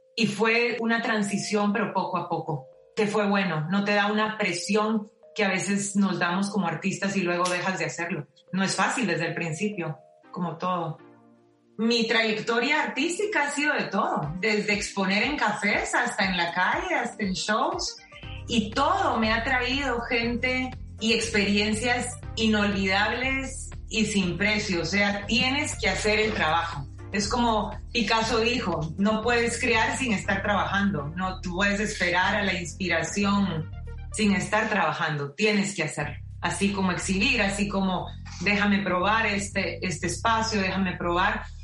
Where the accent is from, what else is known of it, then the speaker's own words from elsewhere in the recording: Guatemala; moved away as an adult; now in Miami, United States; me gradué de diseñadora gráfica y artes visuales en Guatemala